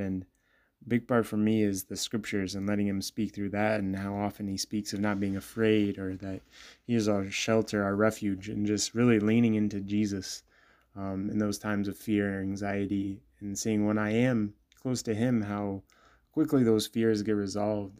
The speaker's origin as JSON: {"language": "English", "town": "Bloomington", "region": "Illinois", "country": "United States", "tie": "born or raised there", "said": "I'm originally from Bloomington, Illinois, um, grew up there"}